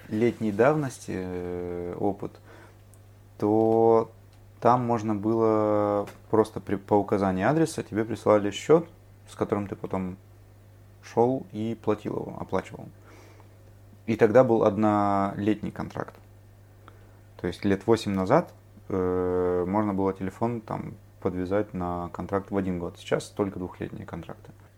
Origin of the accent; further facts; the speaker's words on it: Vladivostok, Primorsky Krai, Russia; now in Tokyo, Japan; как уроженец славного города Владивостока